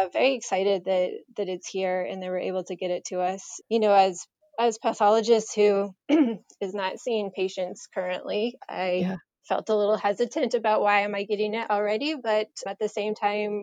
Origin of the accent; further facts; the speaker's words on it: Colorado, United States; also born or lived in Michigan; now in New Hampshire, United States; I grew up out in Colorado, so I grew up out west. And originally from Michigan